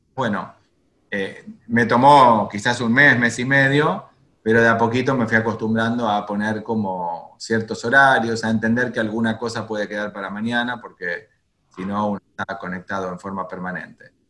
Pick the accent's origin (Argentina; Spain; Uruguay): Argentina; moved away as an adult; also born or lived in Jerusalem, Israel / Santiago, Chile / Buenos Aires, Argentina; no volví a la Argentina, de donde, donde yo nací